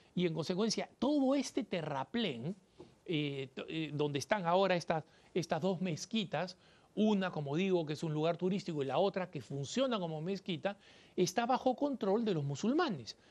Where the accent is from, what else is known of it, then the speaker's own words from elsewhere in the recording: Peru; en mi país, en el Perú